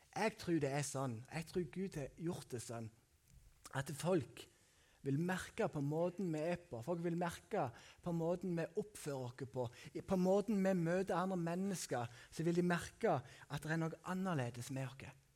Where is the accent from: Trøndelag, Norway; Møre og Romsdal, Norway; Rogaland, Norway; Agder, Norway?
Møre og Romsdal, Norway; Sunndalsøra; moved away; på Haua som jeg kommer fra, eller Sukna som jeg kommer fra